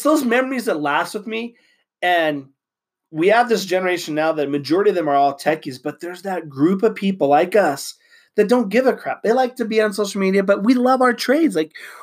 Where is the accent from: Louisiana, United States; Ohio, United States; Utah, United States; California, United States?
Utah, United States; I'm from Utah.